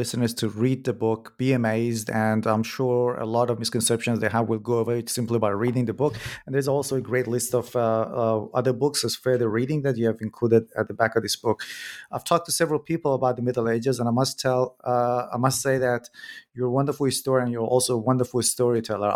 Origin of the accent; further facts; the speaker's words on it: Iran; moved away; I'm originally from Iran myself, and I was born in a very small village.